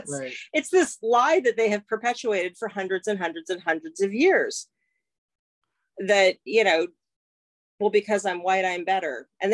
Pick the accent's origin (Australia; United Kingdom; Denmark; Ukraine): United Kingdom; England; But well, oh my God, we're all from England.